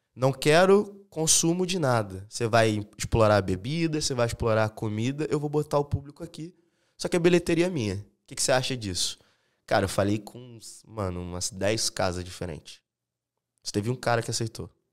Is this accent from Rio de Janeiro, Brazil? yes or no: yes; São Gonçalo, Rio de Janeiro, Brazil; also born or lived in Niterói; now in Florianópolis, Brazil; Eu sou lá do Rio de Janeiro, de Niterói. E, cara, eu morei a vida inteira em São Gonçalo